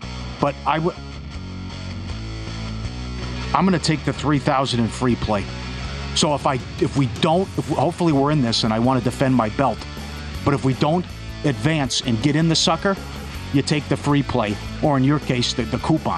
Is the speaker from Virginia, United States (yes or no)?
no; Minnesota, United States; moved away; I'm from Minnesota